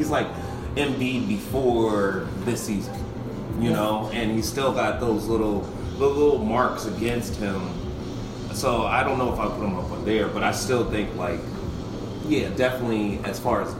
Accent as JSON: {"language": "English", "town": "Philadelphia", "region": "Pennsylvania", "country": "United States", "tie": "born or raised there", "also_born_or_lived": "New York, United States", "said": "South Philly, literally where the stadium, the Eagles Stadium is right now. Growing up, I was always an Eagles fan"}